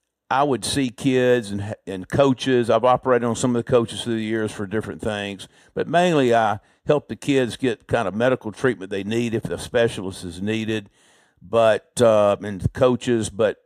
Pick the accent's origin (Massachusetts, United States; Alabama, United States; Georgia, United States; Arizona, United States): Alabama, United States; Birmingham; also born or lived in Lynchburg, Virginia; I was born actually in Lynchburg, Virginia, but moved around a lot before I was 12. And then we moved to Birmingham when I was 12 and pretty much was raised in Birmingham after that.